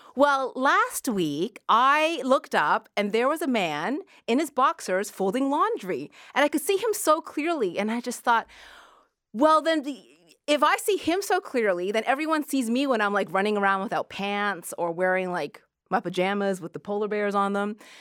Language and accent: English; Halifax, Nova Scotia, Canada; I grew up in Halifax, and when I was a kid, we used to, uh, go clam digging for fun